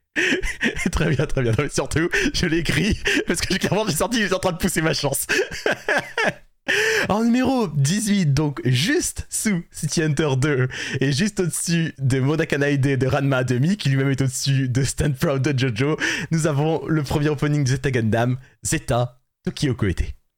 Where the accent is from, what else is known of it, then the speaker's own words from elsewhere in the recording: France; on est français